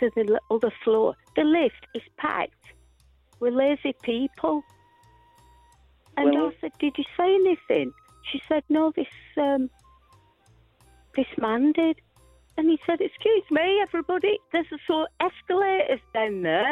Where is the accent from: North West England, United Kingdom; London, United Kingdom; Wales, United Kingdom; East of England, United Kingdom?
North West England, United Kingdom; Rochdale; accent: Lancashire; now in Swindon, United Kingdom; I'm a Rochdale girl